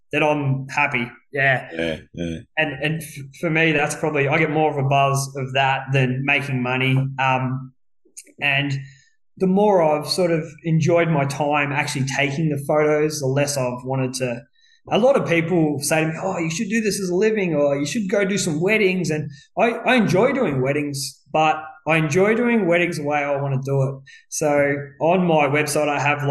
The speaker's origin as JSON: {"language": "English", "town": "Ballarat", "region": "Victoria", "country": "Australia", "tie": "born or raised there", "said": "I was born in Ballarat and I've basically lived here all my life except for the 5-odd years I sort of traveled and lived on the other side of the world."}